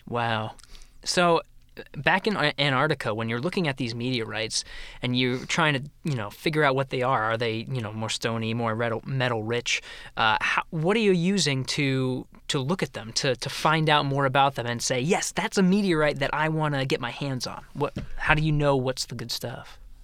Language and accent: English; Pennsylvania, United States; moved away; I was born and raised in Pennsylvania, moved around a lot